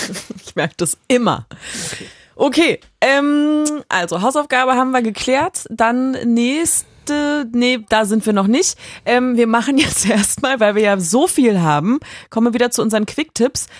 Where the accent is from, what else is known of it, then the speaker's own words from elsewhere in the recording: Cologne/Düsseldorf area, North Rhine-Westphalia, Germany; Köln und Düsseldorf, das ist ja die Gegend, aus der ich komme.